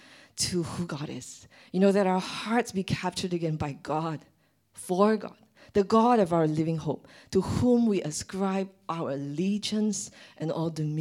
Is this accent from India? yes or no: no; Malaysia; I'm Malaysian